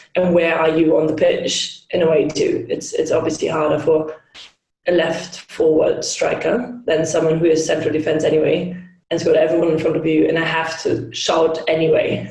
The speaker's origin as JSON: {"language": "English", "region": "Hamburg", "country": "Germany", "said": "I'm Hamburg from Hamburg um, in Germany"}